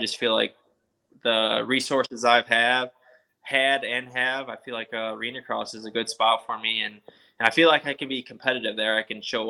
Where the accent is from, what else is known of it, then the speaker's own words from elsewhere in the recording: Lockport, New York, United States; moved away; It's like a place 20 minutes from my hometown